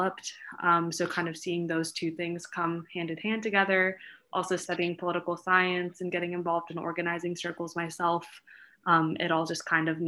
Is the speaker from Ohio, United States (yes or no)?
no; Los Angeles, California, United States; I grew up in Los Angeles and attended public schools all throughout